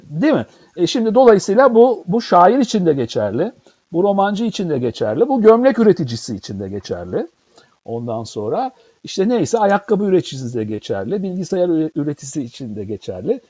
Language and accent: Turkish; Istanbul, Turkey; moved away; İstanbul'da doğdum büyüdüm